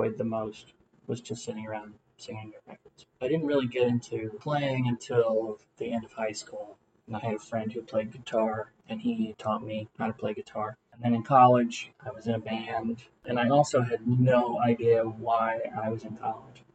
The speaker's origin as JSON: {"language": "English", "town": "Atlanta", "region": "Georgia", "country": "United States", "tie": "born or raised there", "also_born_or_lived": "Massachusetts", "said": "I was born and raised here in Atlanta, which is rare."}